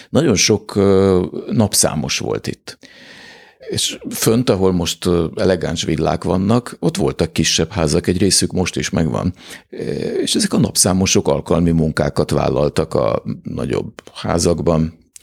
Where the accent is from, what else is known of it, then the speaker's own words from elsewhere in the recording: Budapest, Hungary; egészen közel ahhoz a házhoz, ahol, ahova, amiben beleszülettem és ahol felnőttem